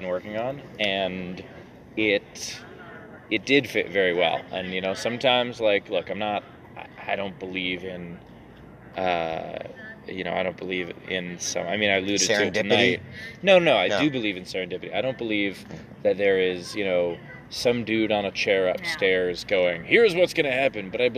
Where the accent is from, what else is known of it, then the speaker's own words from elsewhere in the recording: United States; as an American